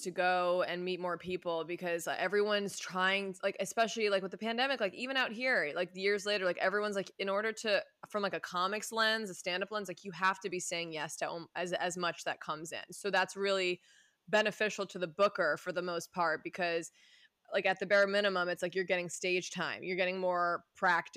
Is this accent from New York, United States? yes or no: yes; Westchester, New York, United States; moved away as an adult; now in West Coast, United States; I'm from New York